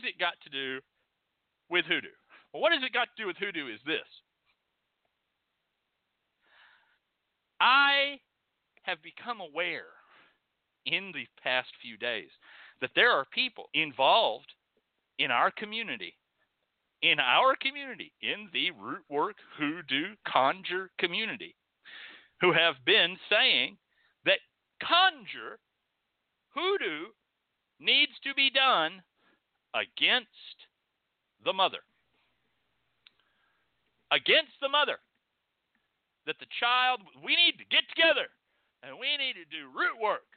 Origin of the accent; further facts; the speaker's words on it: Texas, United States; I come from Texas